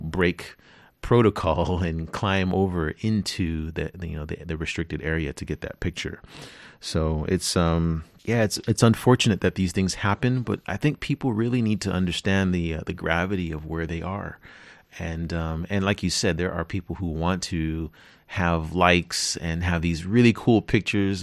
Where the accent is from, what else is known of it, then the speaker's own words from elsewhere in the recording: California, United States; I'm from California, and I'm, I live near a n, national park called Yosemite